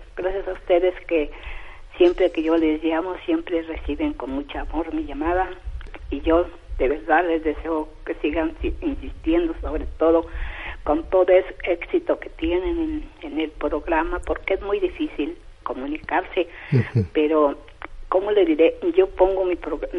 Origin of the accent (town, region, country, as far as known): Sierra Negra de Puebla, Mexico; born or raised there; moved away